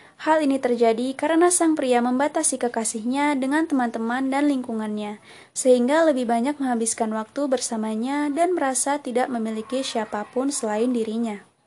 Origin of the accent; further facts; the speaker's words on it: Air Naningan, Tanggamus Regency, Lampung, Indonesia; Lahir di Kecamatan Air Naningan, Kabupaten Tanggamus